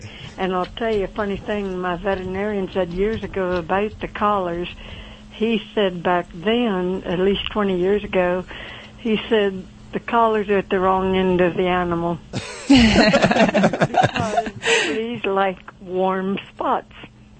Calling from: Belleville, Pennsylvania, United States; Central Pennsylvania, or a little place called Belleville.

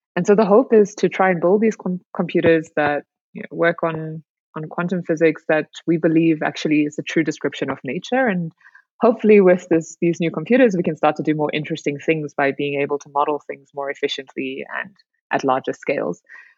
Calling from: South Africa; I'm good, thanks. I'm calling in from South Africa, actually.

